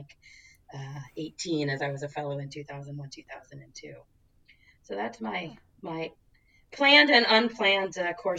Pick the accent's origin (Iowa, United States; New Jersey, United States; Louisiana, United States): New Jersey, United States; also born or lived in Rhode Island; now in Pacific Northwest, United States; I grew up in New Jersey. I'm an East Coast girl, probably to the core, even though I've somehow ended up in the Pacific Northwest.